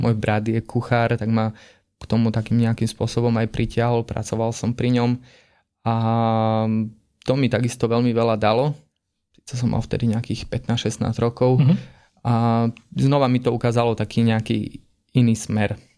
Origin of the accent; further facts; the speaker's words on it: Stiny, Prešov Region, Slovakia; also born or lived in Humenné; som zo Stiny